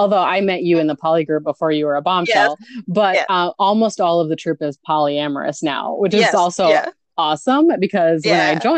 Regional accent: near Appleton, Wisconsin, United States; also born or lived in Milwaukee, Wisconsin; my hometown is a really, really tiny, like 2,000 people near Appleton, Wisconsin.

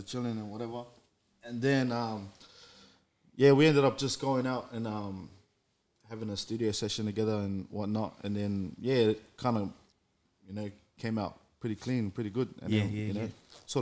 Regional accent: Melbourne, Victoria, Australia; also born or lived in Cook Islands; I'm from Melbourne, really. Yeah, I wasn't born here, but I'm from here

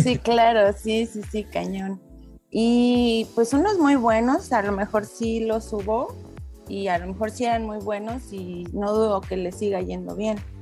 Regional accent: Celaya, Guanajuato, Mexico; moved away as an adult; now in Querétaro, Mexico; crecí en Celaya normal con mi familia

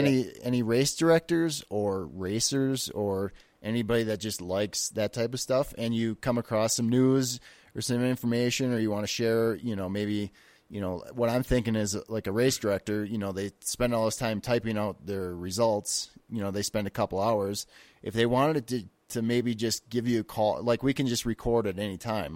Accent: Wisconsin, United States; moved away; I'm originally from Wisconsin

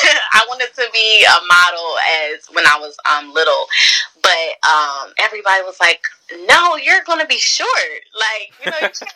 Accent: Bridgeton, New Jersey, United States; also born or lived in Millville; I was born in Millville, but I'm from Bridgeton. I moved around a lot, so I don't even know where, like, I'm actually really from Bridgeton. I'm from Bridgeton.

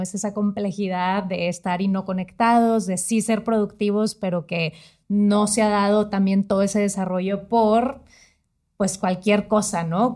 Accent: northern Mexico, Mexico; Yo viniendo de la parte del norte del país

